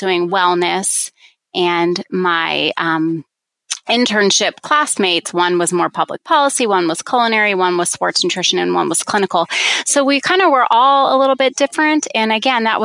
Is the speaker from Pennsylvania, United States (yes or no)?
yes; outside of Philadelphia, Pennsylvania, United States; moved away as an adult; also born or lived in Virginia / Washington, D.C.; I grew up in outside of Philadelphia and went to a small liberal arts college in Virginia